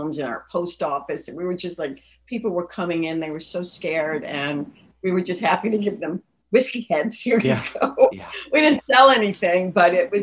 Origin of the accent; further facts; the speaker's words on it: Lynn, Massachusetts, United States; also born or lived in Peabody, Massachusetts; I grew up in Lynn in Peabody.